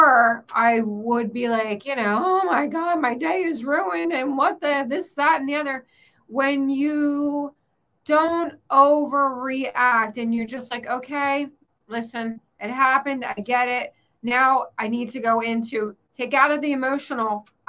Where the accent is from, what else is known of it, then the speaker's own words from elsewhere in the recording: Pennsylvania, United States; now in Florida, United States; I grew up in Pennsylvania where you are